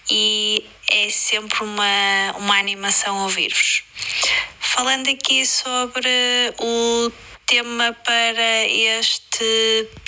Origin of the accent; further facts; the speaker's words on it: Braga, Norte, Portugal; moved away as an adult; now in Luanda, Angola; Sou de Braga, mas atualmente a viver em Luanda.